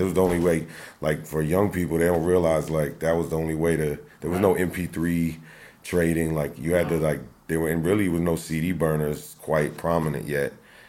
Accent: Tampa, Florida, United States; yep, I was born and raised in Tampa. And then, when I was about...

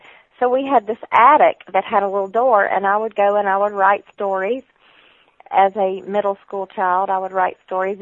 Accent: Georgia, United States; moved away; when I was a little girl, you can tell by my accent, that we lived a considerable amount of time in Georgia, and one of the towns was near Augusta

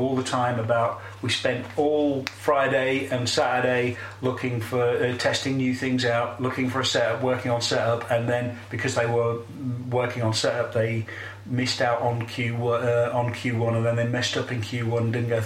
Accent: England, United Kingdom; we're English and not actually Catalan

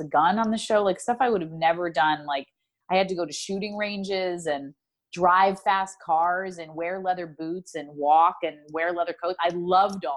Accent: New York, United States; I grew up in New York

